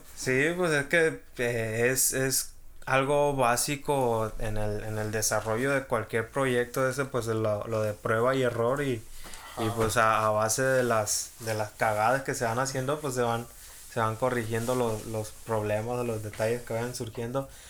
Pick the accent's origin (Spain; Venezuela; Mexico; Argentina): Mexico; aquí en México, pues ya sabes cómo somos los mexicanos